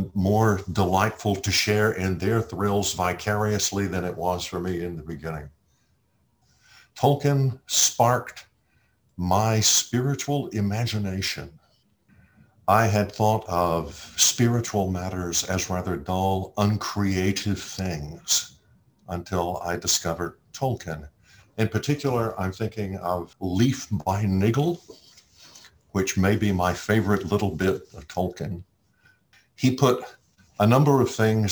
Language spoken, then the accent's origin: English; Austin, Texas, United States; also born or lived in Alabama; I'm from Austin, Texas